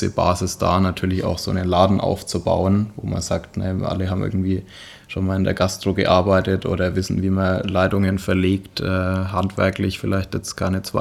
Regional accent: Bavaria, Germany; Ja, also ich meine, wir kommen zwar aus der Nähe von Nürnberg

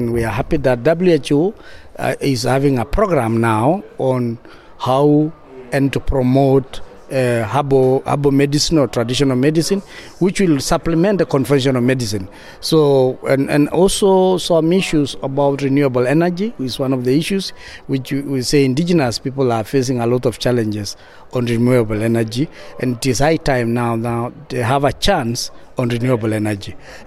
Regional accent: Kenya; from Ogiek community in Kenya

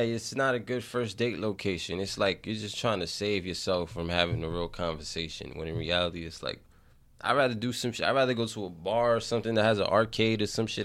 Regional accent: New York City, New York, United States; I grew up in the Bronx. I grew up in the inner city

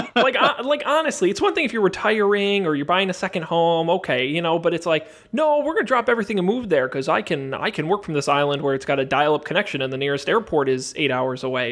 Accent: United States; as an American traveling alone in a foreign country

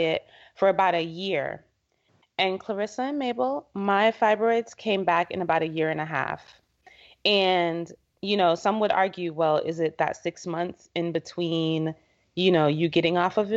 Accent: Jamaica; moved away; I'm originally from Jamaica

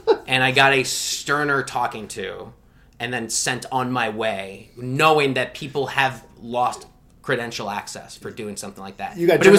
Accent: New Jersey, United States; now in Washington, D.C., United States; I'm from Jersey.

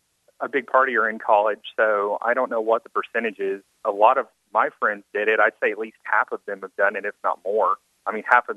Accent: Northeast Arkansas, United States; I'm from Arkansas.

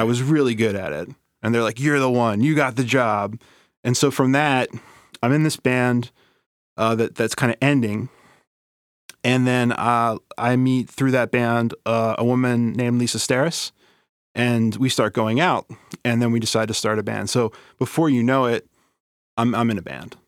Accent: Baltimore, Maryland, United States; I grew up in Southeast Baltimore in a neighborhood, uh, called Bayview

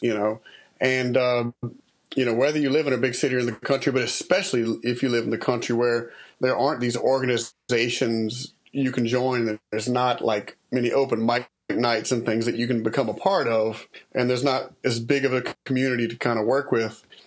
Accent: Lafayette, Louisiana, United States; I was raised in Lafayette, uh, kind of in Broussard, part of Lafayette

